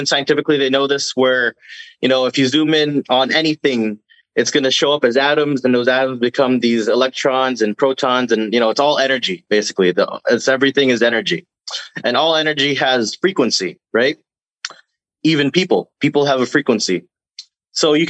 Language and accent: English; Philippines; now in Canada; I'm from the Philippines, and my grandfather comes from the northern region where the natives